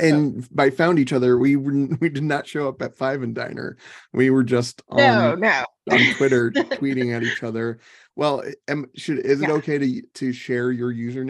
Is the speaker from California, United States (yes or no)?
no; Phoenix, Arizona, United States; I was born and raised in Phoenix, which is where I am at now.